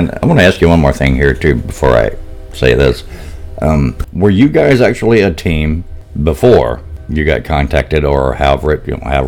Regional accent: Pine Bluff, Arkansas, United States; I'm actually from Pine Bluff.

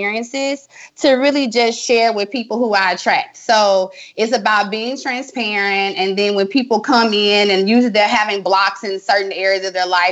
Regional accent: Tallulah, Louisiana, United States; moved away; I'm from Tallulah, Louisiana.

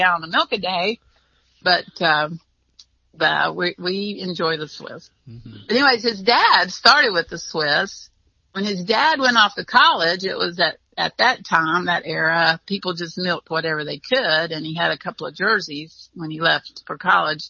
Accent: North Carolina, United States; It was a very rural, area that I grew up in North Carolina

